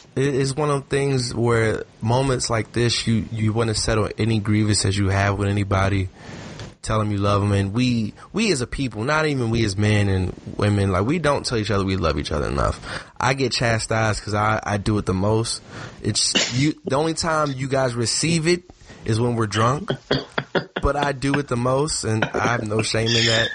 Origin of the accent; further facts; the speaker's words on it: United States; as an American